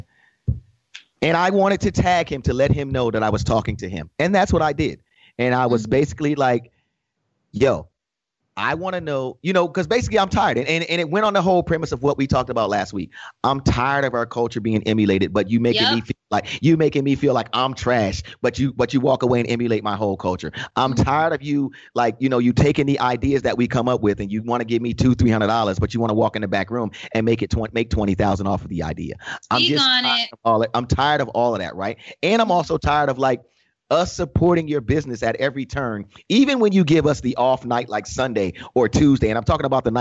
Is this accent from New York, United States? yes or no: yes; New York, United States; being a New Yorker, being a hip hop kid at heart